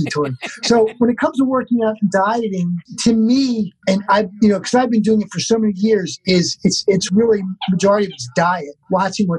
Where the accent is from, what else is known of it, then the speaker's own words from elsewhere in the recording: Baltimore, Maryland, United States; I'm from Baltimore.